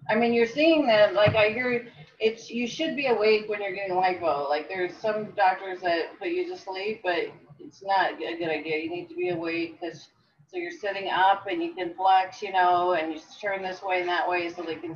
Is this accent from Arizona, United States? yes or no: yes; Phoenix, Arizona, United States; also born or lived in Texas / California / Mississippi / Louisiana; I've been here since 1994.